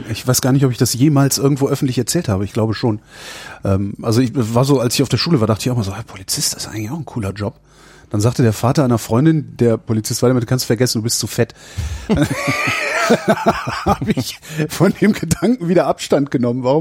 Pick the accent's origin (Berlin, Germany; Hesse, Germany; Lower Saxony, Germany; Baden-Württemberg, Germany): Berlin, Germany; Ich bin Berliner, genau.